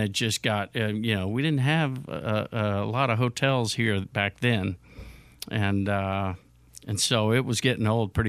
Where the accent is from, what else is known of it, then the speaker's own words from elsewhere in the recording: Houston, Texas, United States; now in Nashville, United States; Yeah, I'm from Houston.